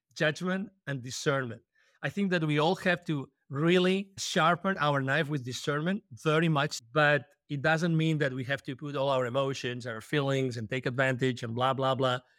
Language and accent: English; Spain; English is a second language; moved away as an adult; I'm originally from Spain, we love coffee